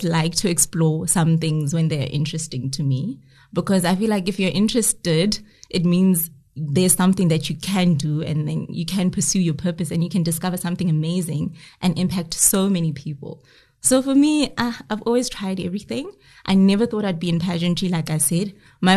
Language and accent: English; South Africa; we have as South African women